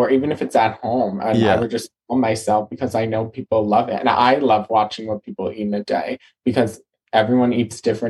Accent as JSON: {"language": "English", "region": "New Jersey", "country": "United States", "said": "I'm from New Jersey and I live about 10 minutes out of New York City."}